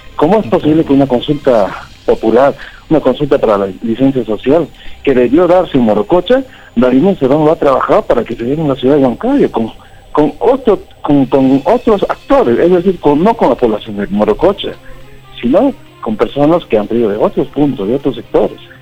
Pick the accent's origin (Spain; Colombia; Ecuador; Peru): Peru; Huancayo, Junín; soy de Huancayo